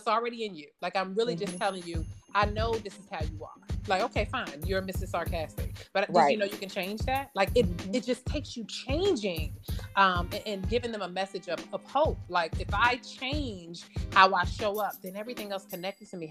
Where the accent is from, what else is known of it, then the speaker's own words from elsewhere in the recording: Maryland, United States; I grew up in the DMV. I'm from Maryland.